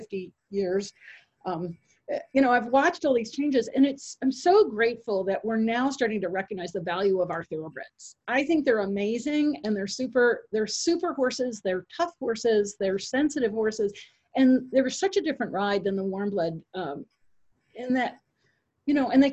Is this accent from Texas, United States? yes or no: no; Fairfield County, Connecticut, United States; I grew up in Fairfield County, Connecticut.